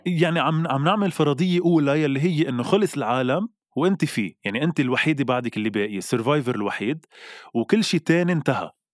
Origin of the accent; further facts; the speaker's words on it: Lebanon; نحن كلبنانيه